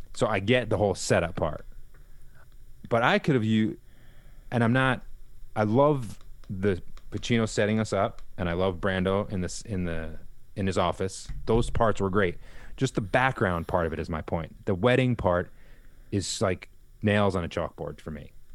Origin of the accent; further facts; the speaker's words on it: a little further east of Yonkers, New York, United States; we was born in Yonkers and we grew up a little further east